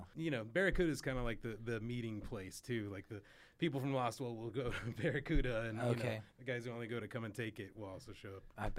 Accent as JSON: {"language": "English", "town": "Lubbock", "region": "Texas", "country": "United States", "moved": "as an adult", "lives_now": "Austin, United States", "said": "because I'm from West Texas. I moved here from Lubbock, actually."}